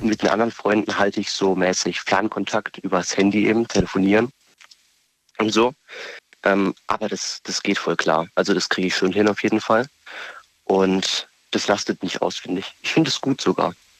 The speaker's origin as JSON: {"language": "German", "town": "Vörstetten", "region": "Baden-Württemberg", "country": "Germany", "said": "ich komme aus Förstetten"}